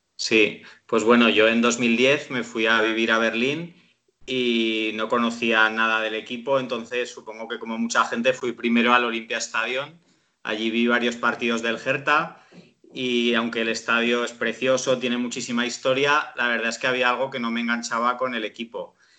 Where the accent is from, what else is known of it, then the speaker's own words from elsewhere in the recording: Zaragoza, Aragon, Spain; yo soy de Zaragoza